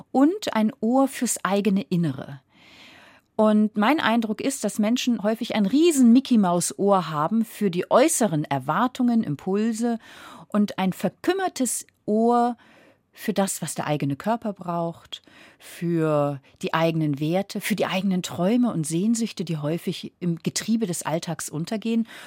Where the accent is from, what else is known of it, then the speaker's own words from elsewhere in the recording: Flensburg, Schleswig-Holstein, Germany; Aber ich komme ja vom Meer, ich komme von Flensburg. Das heißt, ich bin an der Ostsee aufgewachsen.